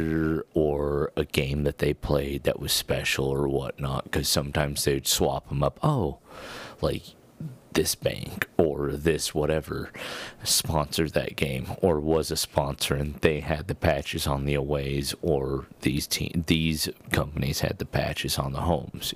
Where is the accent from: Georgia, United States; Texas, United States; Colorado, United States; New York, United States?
Colorado, United States; we're from Colorado